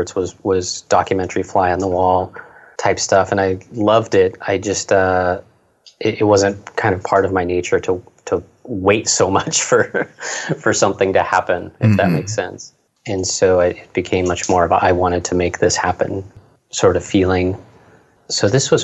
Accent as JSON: {"language": "English", "area": "near Oakland", "region": "California", "country": "United States", "tie": "born or raised there", "said": "So I grew up near Oakland, actually"}